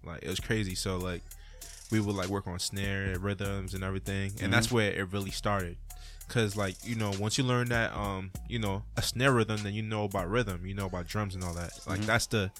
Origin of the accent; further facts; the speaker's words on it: Boston, Massachusetts, United States; also born or lived in Dominica; I moved here when I was 7. And then I started living in Boston, Mattapan.